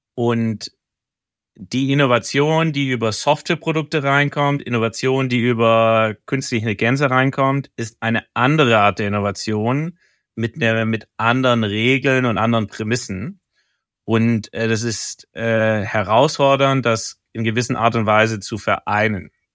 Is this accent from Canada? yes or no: no; Stuttgart, Baden-Württemberg, Germany; now in Hamburg, Germany; meiner Heimatstadt